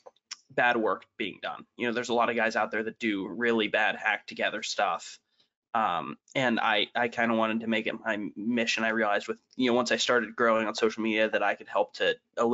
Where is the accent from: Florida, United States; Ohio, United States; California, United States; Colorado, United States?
Ohio, United States; Northeast; now in Lima, United States; I'm in Lima. I'm from Northeast.